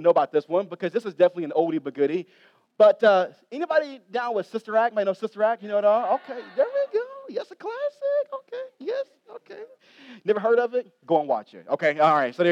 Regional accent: Ohio, United States; I grew up in Ohio, love Ohio State

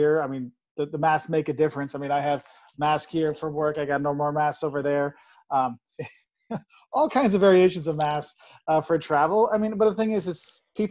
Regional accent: Quincy, Illinois, United States; now in Champaign, United States; I grew up in Quincy, Illinois, a small town in the western part of Illinois

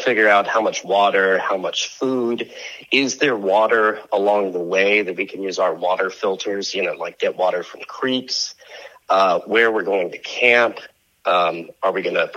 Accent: Camarillo, California, United States; also born or lived in Los Angeles, California; I was born in Camarillo, California, which is in Ventura County, and nice upbringing

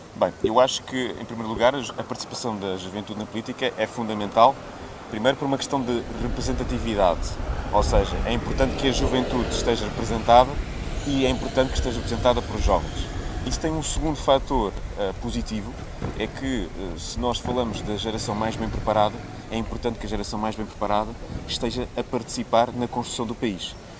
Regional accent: Portugal

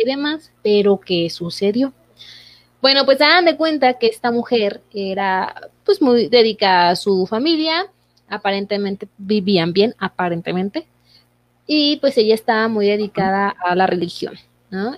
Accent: Mexico; nosotros como mexicanos

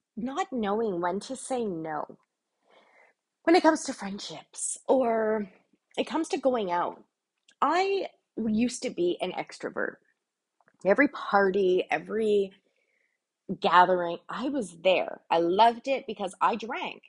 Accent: Canada; I'm Canadian

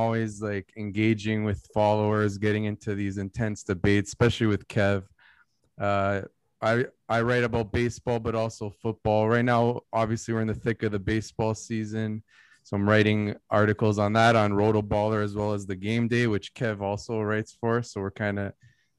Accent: Toronto, Ontario, Canada; moved away as an adult; also born or lived in Vaughan; now in London, Canada; Toronto. I grew up around 30 years, and then In Vaughan, and then I recently moved to London, Ontario.

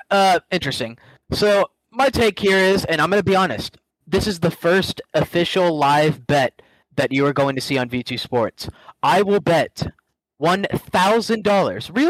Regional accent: Birmingham, Alabama, United States; I get it. I'm from Birmingham.

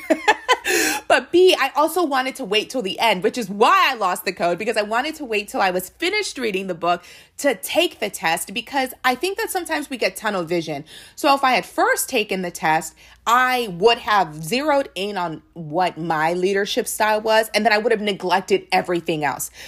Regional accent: United States; we are Nigerian, but they knew that we were from America, that we were not as connected with our Nigerian roots

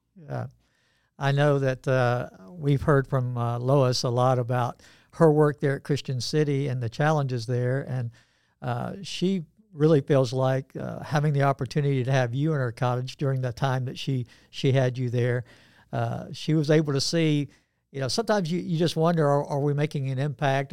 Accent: Georgia, United States; I'm from Georgia as well

